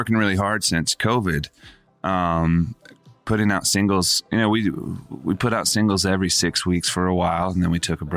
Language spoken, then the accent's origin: English; Charlotte, North Carolina, United States; Growing up in Charlotte, North Carolina